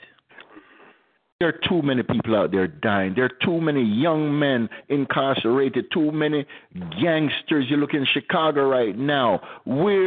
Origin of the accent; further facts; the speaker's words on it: Jamaica; I'm from Jamaica, too. I'm from one of the tough sides of Jamaica